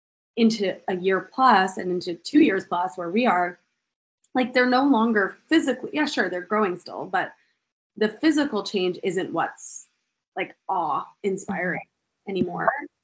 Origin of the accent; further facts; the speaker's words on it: Canada; accent: Canadian; now in United States; I don't know if anyone can pick up on my Canadian accent. I may have said a couple times.